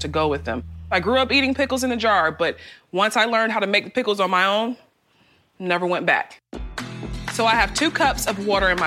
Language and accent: English; Charleston, South Carolina, United States; Growing up in Charleston, South Carolina